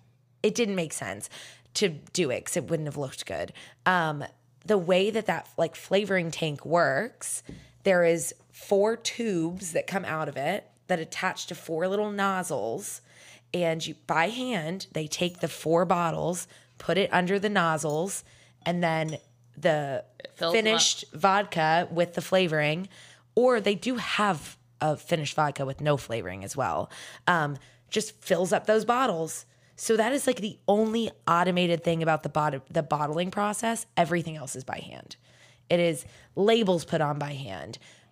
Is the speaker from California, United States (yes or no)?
no; Florida, United States; I mean, I'm from Florida.